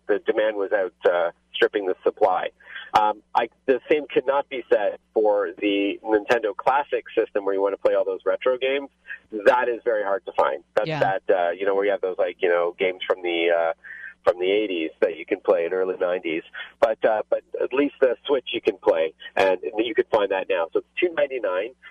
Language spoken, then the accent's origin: English; Canada; accent: Canadian; my Canadian accent